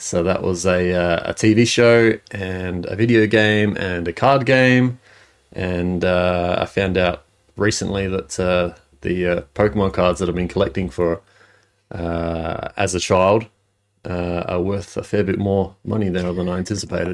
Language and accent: English; Adelaide, South Australia, Australia; I was born in Adelaide